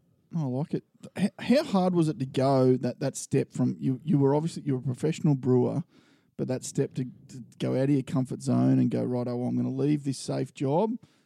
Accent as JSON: {"language": "English", "area": "Sunshine Coast", "region": "Queensland", "country": "Australia", "tie": "born or raised there", "said": "that's where I was born up there."}